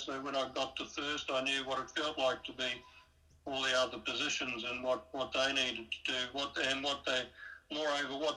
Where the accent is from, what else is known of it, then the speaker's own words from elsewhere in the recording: New Zealand; where I was growing up in New Zealand